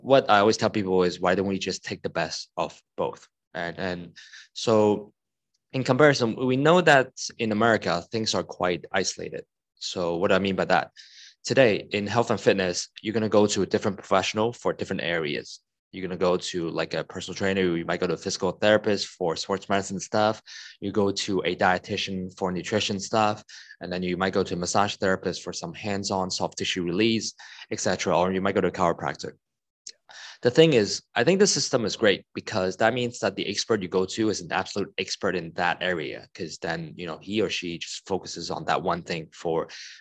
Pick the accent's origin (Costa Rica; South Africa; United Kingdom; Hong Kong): Hong Kong; I'm from Hong Kong and I live in Hong Kong.